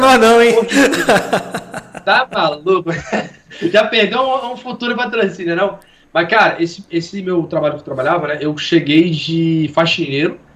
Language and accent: Portuguese; Minas Gerais, Brazil; accent: mineiro; moved away as an adult; now in Rio de Janeiro, Brazil; A gente é de Vila Gabriel Passo, né? Minas Gerais aí. Cidadezinha pequena